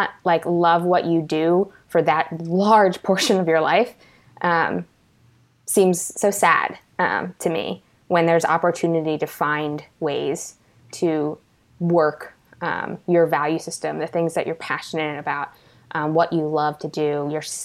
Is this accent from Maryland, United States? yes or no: yes; Baltimore County, Maryland, United States; I grew up, so location-wise, in Baltimore County, Maryland, and have now lived here my entire life